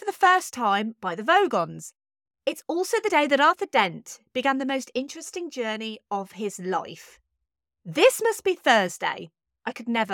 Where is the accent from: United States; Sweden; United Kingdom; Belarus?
United Kingdom; I'm British